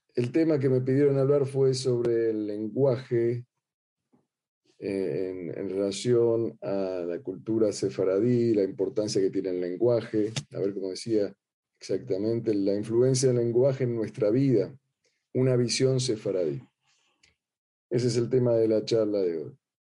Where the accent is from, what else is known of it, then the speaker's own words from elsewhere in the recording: Argentina; accent: Argentine; ustedes notarán ya mi acento